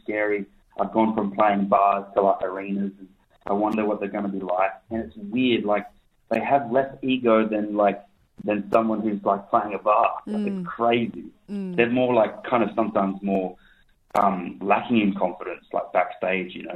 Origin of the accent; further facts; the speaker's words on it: Mandurah, Western Australia, Australia; my hometown. So it's really, really cool. It's a special place to me, Mandra